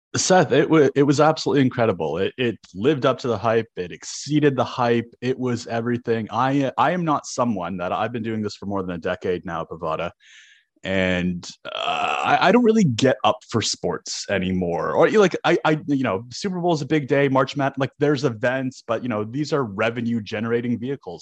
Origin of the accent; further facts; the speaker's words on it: Toronto, Ontario, Canada; moved away; I grew up in Toronto.